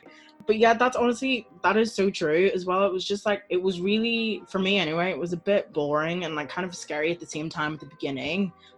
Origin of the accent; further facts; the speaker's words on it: Belfast, Northern Ireland, United Kingdom; So yeah, we're both 22 and we're from Belfast